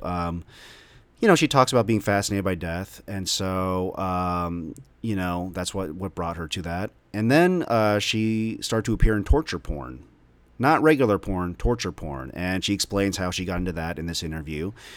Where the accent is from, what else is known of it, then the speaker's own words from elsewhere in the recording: Dallas, Texas, United States; also born or lived in Omaha, Nebraska; the suburbs of North Dallas, where I grew up since I was five years old